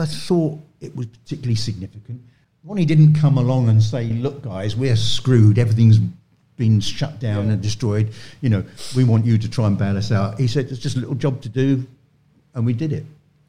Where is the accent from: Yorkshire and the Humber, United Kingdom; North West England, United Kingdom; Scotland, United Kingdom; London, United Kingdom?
London, United Kingdom; I said, you know, I'm come from London, you're in London.